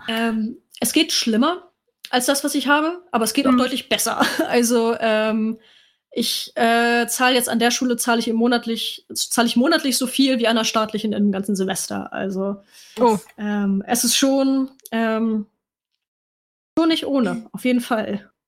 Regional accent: Kiel, Schleswig-Holstein, Germany; now in Hamburg, Germany; ich komme ursprünglich aus Kiel, lebe jetzt aber in Hamburg

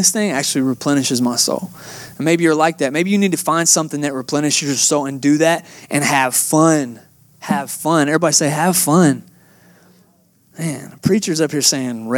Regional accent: Atlanta, Georgia, United States; moved away as an adult; now in Texas, United States; I'm originally from Atlanta, Georgia

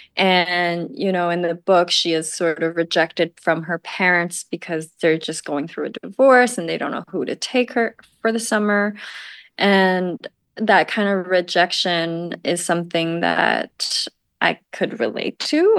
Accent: Taiwan; moved away; I'm from Taiwan

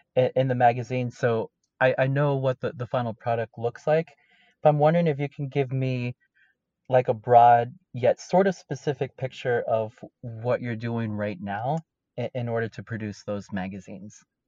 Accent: Fremont, California, United States; born or raised there; also born or lived in Guadalajara, Mexico

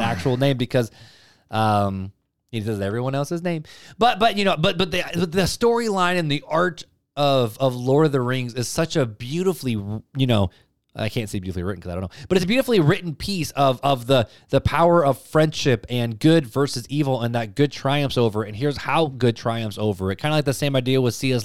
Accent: Highland, Indiana, United States; also born or lived in Hammond, Indiana; I grew up in Hammond and then over to Highland.

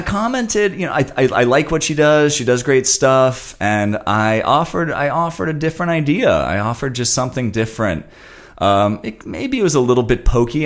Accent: Santa Monica, California, United States; when I grew up in Santa Monica

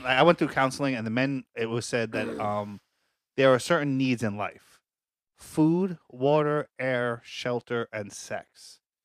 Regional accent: New York City, New York, United States; we're from Staten Island

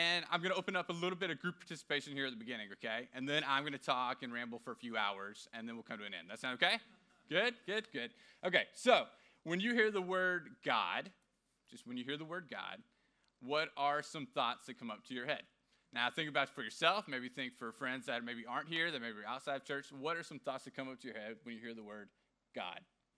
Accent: Houston, Texas, United States; I just moved here about 4 or 5 months ago, and I was from Houston, Texas, originally.

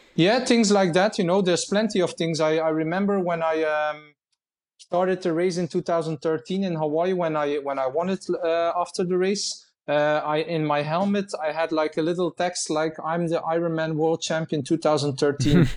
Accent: Menen, Flanders, Belgium; in my own town, in my hometown in, in Minen here in Belgium.

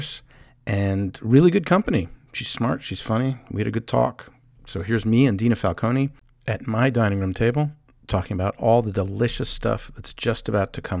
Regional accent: outside of Boston, Massachusetts, United States; I grew up outside of Boston

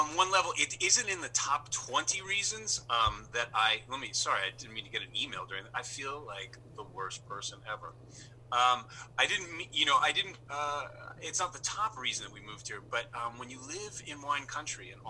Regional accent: New York City, New York, United States; moved away as an adult; also born or lived in Los Angeles / Santa Ynez Valley; now in Toronto, Canada; I grew up in New York City

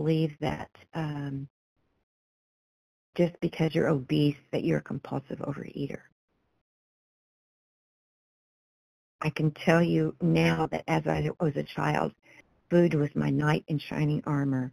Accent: Kansas, United States; I was born in Kansas and lived most of my life here

